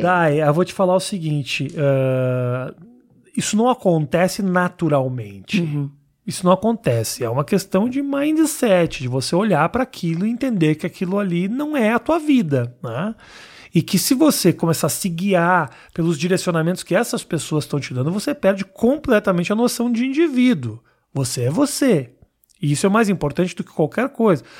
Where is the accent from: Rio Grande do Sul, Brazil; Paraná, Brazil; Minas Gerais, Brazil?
Rio Grande do Sul, Brazil; Porto Alegre; now in São Paulo, Brazil; quando eu cheguei em São Paulo, sou de Porto Alegre